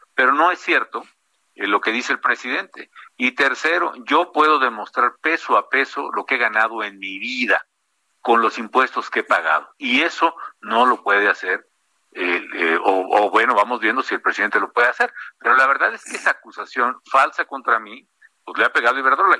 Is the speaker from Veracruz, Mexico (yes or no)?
no; Morelia, Michoacán, Mexico; also born or lived in Cambridge, United States; en Morelia, en mi tierra